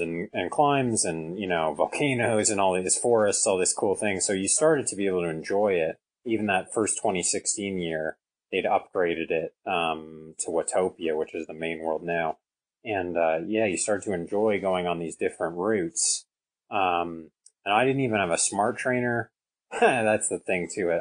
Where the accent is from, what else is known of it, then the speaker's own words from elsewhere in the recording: Canada; I'm from Canada. It snows quite a bit here